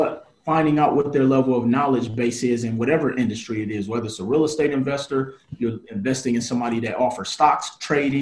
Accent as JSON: {"language": "English", "town": "Milwaukee", "region": "Wisconsin", "country": "United States", "said": "I was a dude from Milwaukee, Wisconsin"}